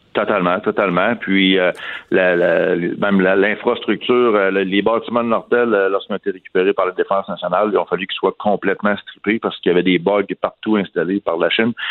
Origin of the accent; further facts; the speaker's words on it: Canada; ici, chez nous, au Canada